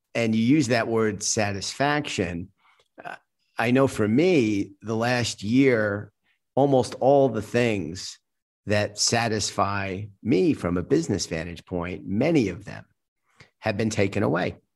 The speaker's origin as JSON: {"language": "English", "country": "United States", "said": "I'm an American"}